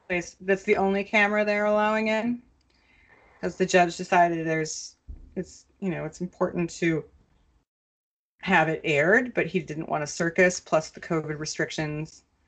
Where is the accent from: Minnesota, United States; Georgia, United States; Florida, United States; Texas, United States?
Minnesota, United States; a Minnesotan growing up there